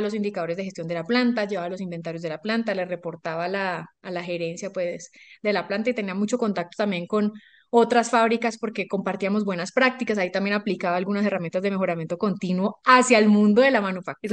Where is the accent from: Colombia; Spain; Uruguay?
Colombia; also born or lived in Ecuador; Yo estudié ingeniería industrial eh, en Colombia, yo soy colombiana, vivo acá